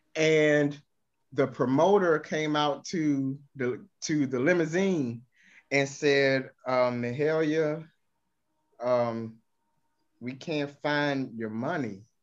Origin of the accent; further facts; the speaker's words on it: Baltimore, Maryland, United States; my hometown of Baltimore